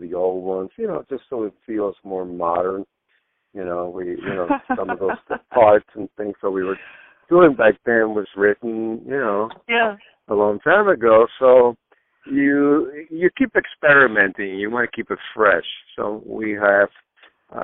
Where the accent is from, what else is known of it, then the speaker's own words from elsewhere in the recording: Miami, Florida, United States; also born or lived in Cuba; growing up in Miami and myself being a Cuban immigrant, we came to the United States in 1961